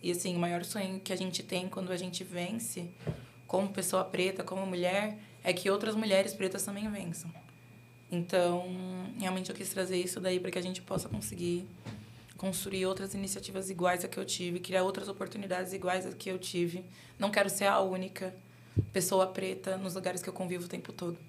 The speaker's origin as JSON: {"language": "Portuguese", "region": "São Paulo", "country": "Brazil", "tie": "born or raised there", "said": "eu sou de Guaianazes"}